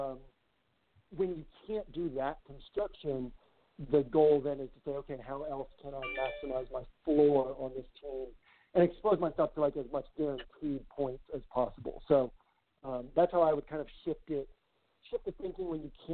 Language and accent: English; Winchester, Massachusetts, United States; I grew up in Winchester